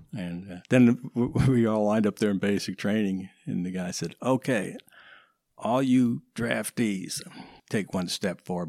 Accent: Woodstock, New York, United States; growing up in Woodstock

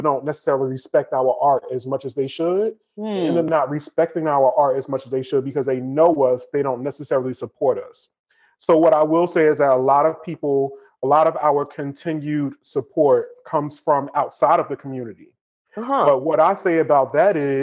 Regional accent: Newark, New Jersey, United States; I grew up in Newark

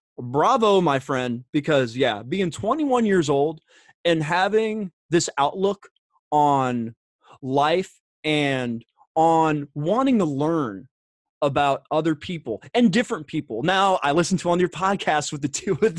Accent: Springfield, Massachusetts, United States; now in Indiana, United States; I was born and raised in Springfield, Mass.

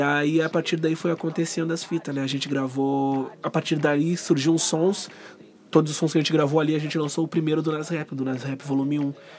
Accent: Dunas, Rio Grande do Sul, Brazil; Eu nasci e me criei no Dunas

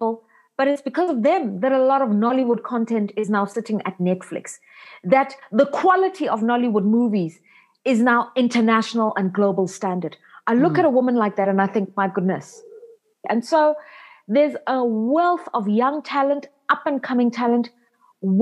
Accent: South Africa; I'm a South African born and raised.

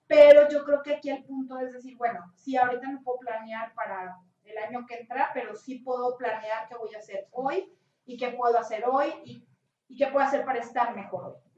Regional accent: Mexico; como mexicanos

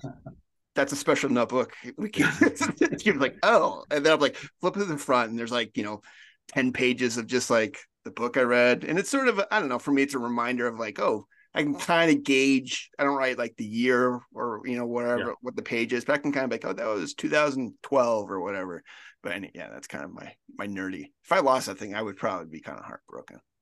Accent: Colorado, United States; I'm from Colorado

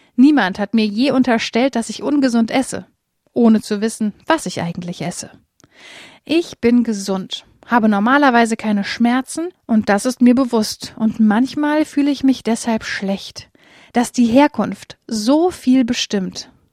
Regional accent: Germany; Ich lebe als Deutsche in Deutschland

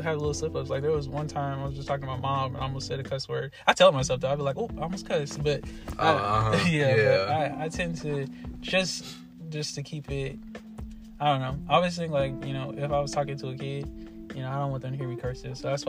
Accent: Florida, United States; I'm from Florida. That's the place right there.

